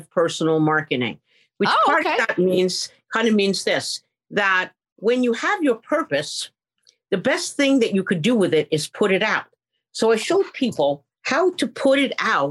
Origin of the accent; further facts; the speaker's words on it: New York City, New York, United States; moved away as an adult; now in California, United States; in the Bronx, when I was a little girl, we grew up like in a tenement